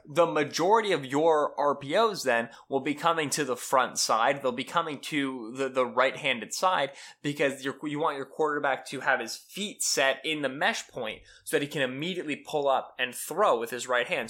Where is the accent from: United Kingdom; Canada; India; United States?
United States; Stroudsburg, Pennsylvania; I'm from Stroudsburg